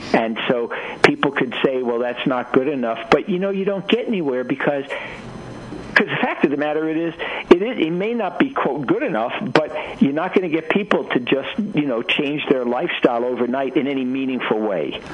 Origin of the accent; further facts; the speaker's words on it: New York City, New York, United States; I grew up in Brooklyn, New York